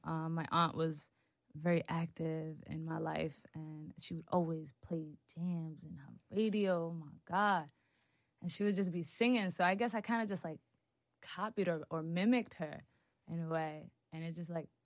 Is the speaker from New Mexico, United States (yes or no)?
no; Hoboken, New Jersey, United States; I'm from Hoboken. Yes, it's a small town